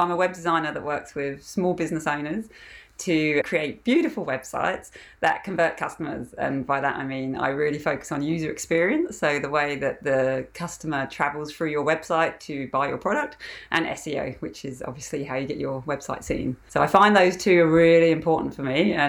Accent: England, United Kingdom; now in Australia; So I'm from England originally, and I've been in Australia for 15 years now.

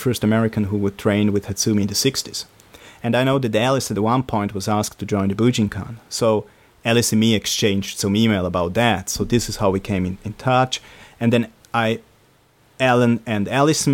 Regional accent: Switzerland; English is a second language; I'm from Switzerland, that's like... in Europe, in the center

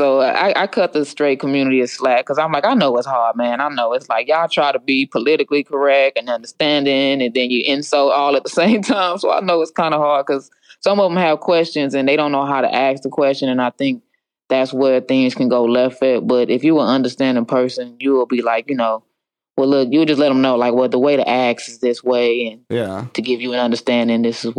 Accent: United States; It's just that I'm Indian and I'm from the, you know, the Navajo tribe, half Navajo.

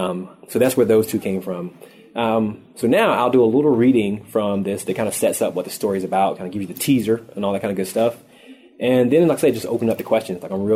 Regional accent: the South, United States; moved away; I'm born and raised in the South

